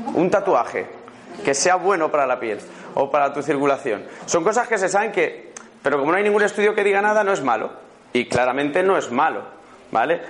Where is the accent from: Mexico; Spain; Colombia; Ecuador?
Spain; Madrid, Community of Madrid; also born or lived in Málaga; vengo de Madrid, creo que se me nota en el acento que no soy malagueño